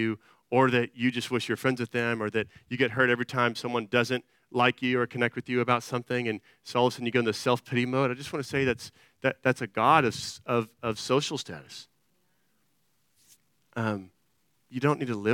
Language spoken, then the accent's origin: English; Austin, Texas, United States; I'm from Austin